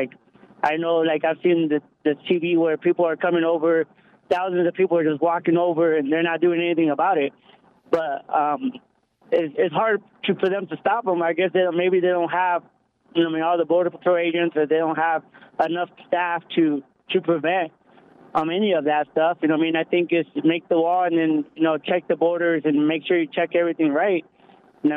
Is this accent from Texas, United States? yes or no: yes; Texas, United States; now in Whatcom County, United States; I'm from Texas